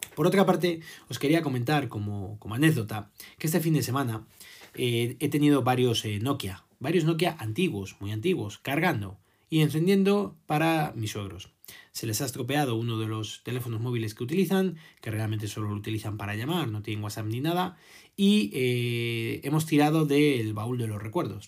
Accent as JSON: {"language": "Spanish", "country": "Spain"}